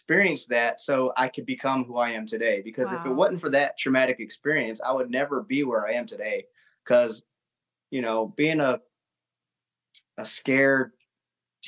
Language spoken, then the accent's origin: English; Augusta, Georgia, United States; I grew up in South Augusta here